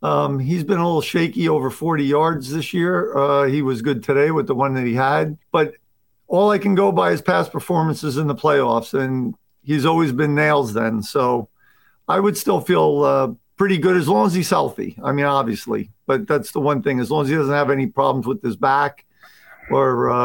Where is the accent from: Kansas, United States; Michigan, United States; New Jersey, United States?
New Jersey, United States; I was from Jersey. So maybe I should have the Sopranos accent.